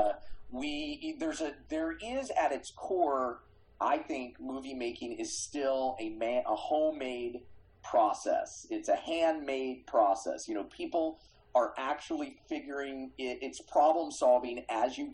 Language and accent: English; Kansas City, United States; I grew up in Kansas City